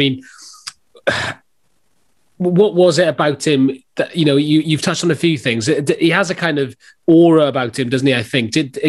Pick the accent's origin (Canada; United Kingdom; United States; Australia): United Kingdom; Swansea, Wales; You may have noticed I got a different accent to you lot. I'm from Swansea. That's where I am now.